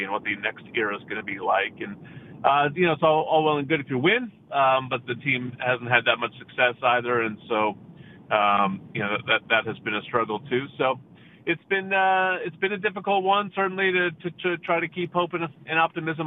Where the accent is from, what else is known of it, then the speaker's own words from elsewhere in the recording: New Jersey, United States; moved away as an adult; now in Los Angeles, United States; I'm from New Jersey, so I went cross country to go to college